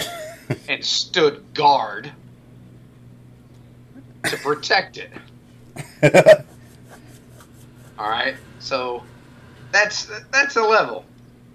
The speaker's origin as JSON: {"language": "English", "region": "Arizona", "country": "United States", "tie": "born or raised there", "said": "Where I grew up in Arizona, it'd be 80 during the day and below freezing at night"}